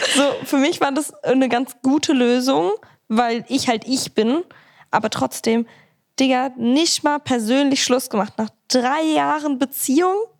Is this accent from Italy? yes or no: yes; Italy; Ich bin Italienerin